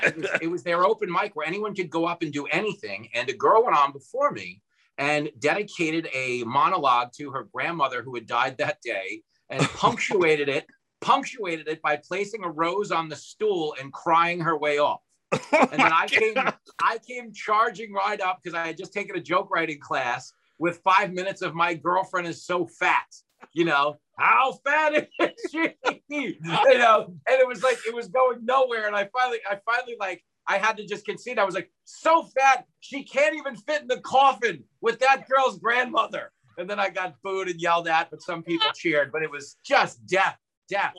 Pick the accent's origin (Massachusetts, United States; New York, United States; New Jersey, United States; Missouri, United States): New York, United States; Levittown; I grew up in Levittown.